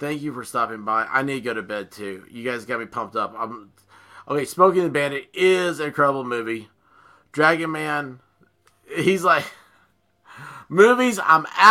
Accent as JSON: {"language": "English", "country": "United States", "said": "We're Americans"}